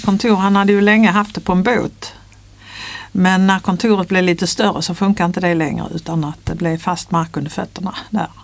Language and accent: Swedish; near Ringsjön, Skåne, Sweden; moved away as an adult; also born or lived in Lund; now in Stockholm, Sweden; Jag är uppväxt på landet i Skåne, på en gård